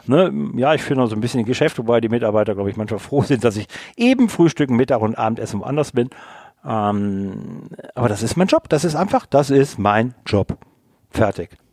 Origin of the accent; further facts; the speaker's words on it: Rhineland, Germany; ich komme ja aus dem Rheinland